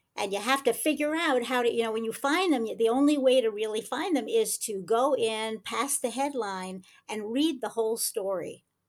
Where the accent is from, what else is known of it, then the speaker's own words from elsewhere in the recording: United States; now in Rehovot, Israel; I was born in the United States